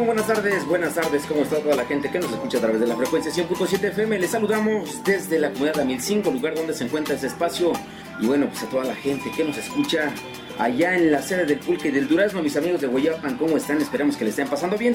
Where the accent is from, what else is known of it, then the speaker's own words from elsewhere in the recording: Amilcingo, Morelos, Mexico; Soy originario de esta comunidad tengo 32 años